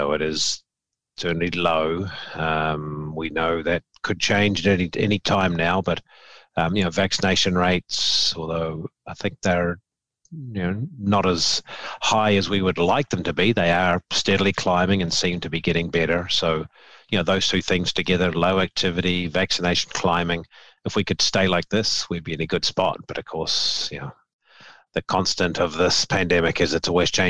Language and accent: English; New Zealand; now in Memphis, United States; I'm a New Zealander by birth